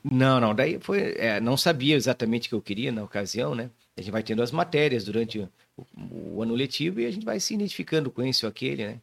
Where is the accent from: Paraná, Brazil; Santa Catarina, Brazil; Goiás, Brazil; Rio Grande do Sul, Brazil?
Santa Catarina, Brazil; Joinville; also born or lived in Florianópolis / São Paulo; Sou nascido aqui em Joinville, minha família é daqui